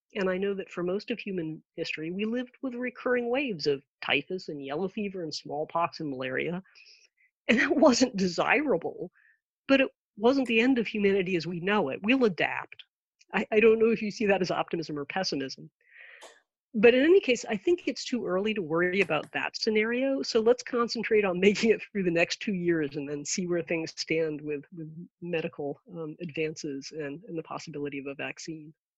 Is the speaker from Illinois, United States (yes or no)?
no; Maryland, United States; here near my hometown, uh, the Glenstone Museum, which is in Potomac, Maryland